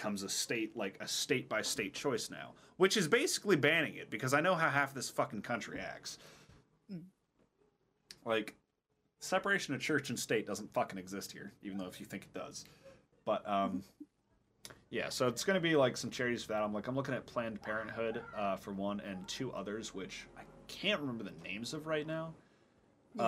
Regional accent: United States; as an American

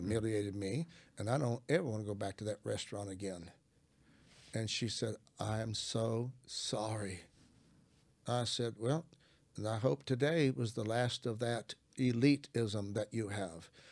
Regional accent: Arkansas, United States; I'm from Arkansas. I'm a country boy.

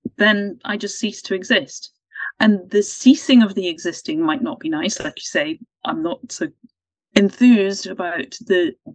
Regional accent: Ireland; I'm Irish and we talk about the veil.

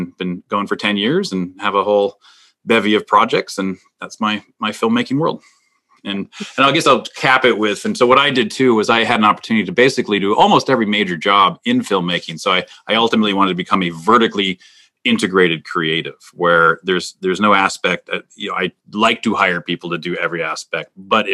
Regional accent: Minnesota, United States; moved away; I'm originally from Minnesota.

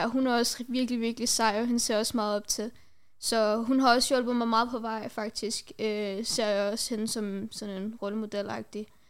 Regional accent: Denmark; Jeg er fra Danmark. øh, jeg har rødder fra Pakistan

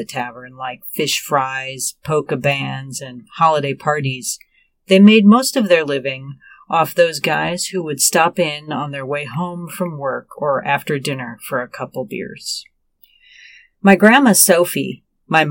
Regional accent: Joliet, Illinois, United States; my hometown of Joliet

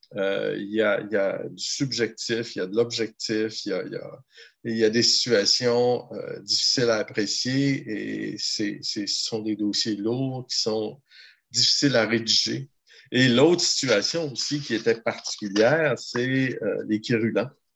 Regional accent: Gaspésie, Quebec, Canada; also born or lived in Ottawa; moi, je suis originaire de la Gaspésie

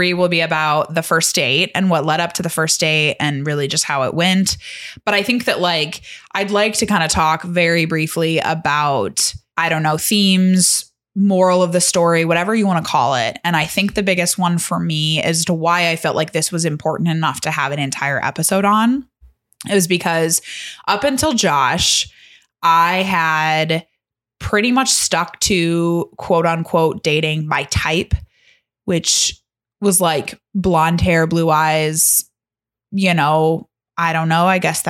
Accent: South Bend, Indiana, United States; But Chunt knew that I was from the South Bend area.

